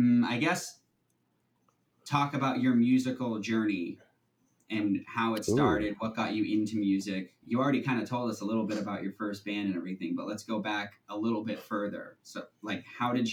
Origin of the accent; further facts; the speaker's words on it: outside of Boston, Massachusetts, United States; I'm right outside of Boston